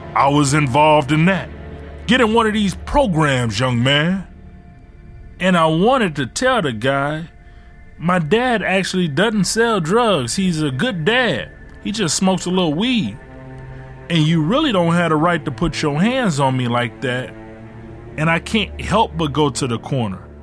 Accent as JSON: {"language": "English", "town": "Ecorse", "region": "Michigan", "country": "United States", "tie": "born or raised there", "also_born_or_lived": "Detroit, Michigan", "said": "we moved from Detroit to Ecorse"}